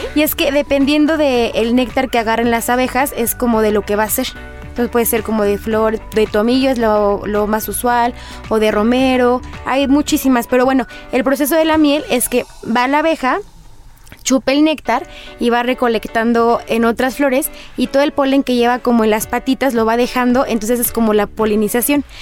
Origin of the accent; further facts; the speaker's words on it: Mexico; como mexicano